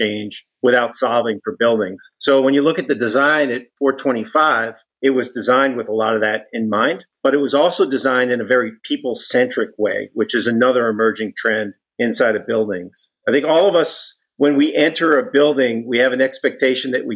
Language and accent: English; New York City, New York, United States; I was born in Brooklyn, grew up in a family of police officers